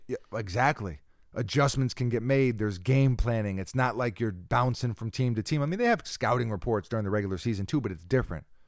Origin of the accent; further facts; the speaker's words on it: New York, United States; we're from New York